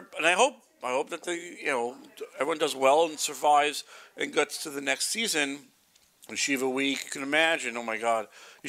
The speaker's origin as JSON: {"language": "English", "town": "Brooklyn", "region": "New York", "country": "United States", "said": "I'm from Brooklyn."}